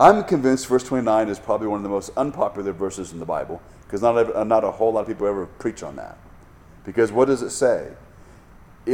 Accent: United States; As an American

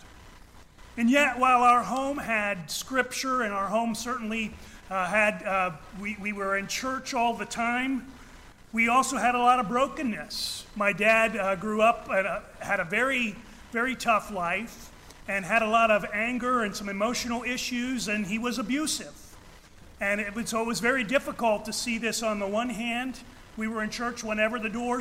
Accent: Ohio, United States; I was born and raised in Ohio, in the heart of what is the world's largest Amish and Mennonite community

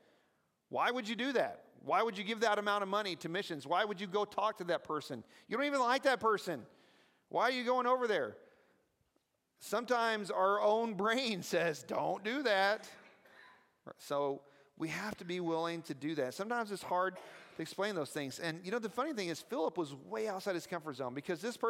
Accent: the South, United States; I talk weird because I'm from the South

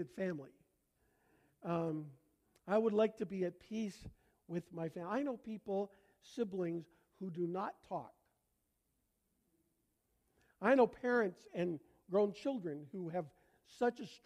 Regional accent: Canada; accent: Canadian; moved away; my Canadian accent

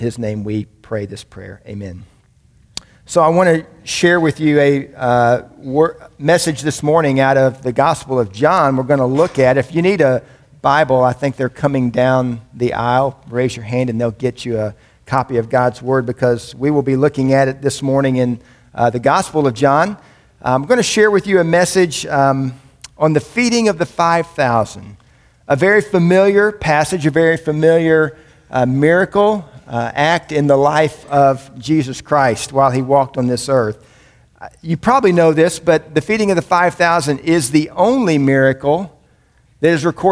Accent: Indiana, United States; moved away as an adult; also born or lived in Birmingham, Alabama; And I grew up in Indiana, which was about 6 hours north of Birmingham

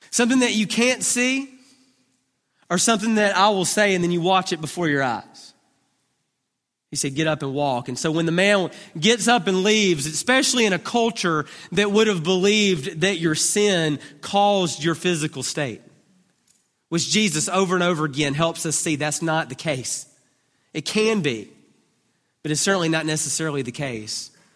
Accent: Duncanville, Texas, United States; I'm from Duncanville

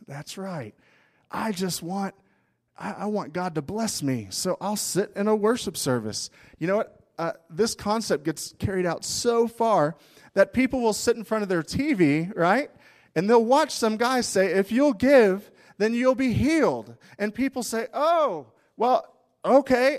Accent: United States; we're American

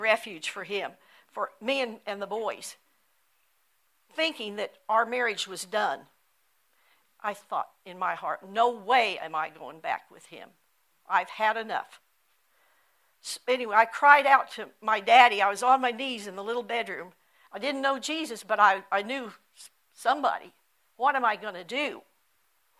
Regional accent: Brewster, United States; Jim and I grew up together, attending Brewster School from first grade through 12th grade. I was raised in the Pleasant Home community

